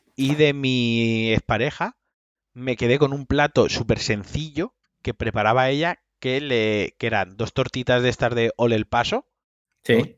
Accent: Valencian Community, Spain; soy valenciano

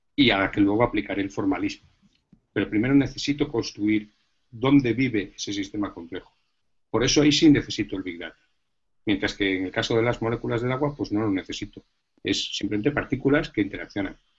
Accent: Galicia, Spain; now in Madrid, Spain; yo antes que físico soy gallego

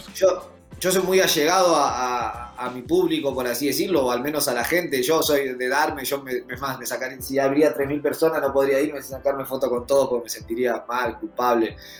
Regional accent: Argentina; nos cruzamos a todos los otros argentinos

